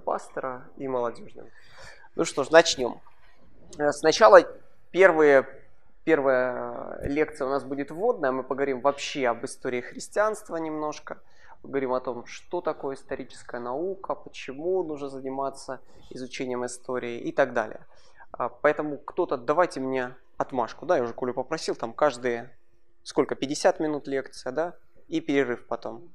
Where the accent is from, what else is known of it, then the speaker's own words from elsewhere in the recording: Kharkiv, Kharkiv Oblast, Ukraine; Родился я вырос в Харькове